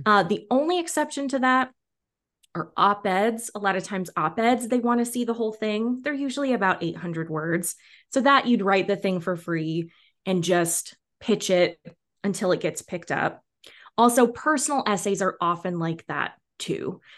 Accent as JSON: {"language": "English", "region": "Washington", "country": "United States", "tie": "born or raised there", "also_born_or_lived": "New York", "moved": "yes", "lives_now": "Los Angeles, United States", "said": "I grew up in Washington State and live in L A now"}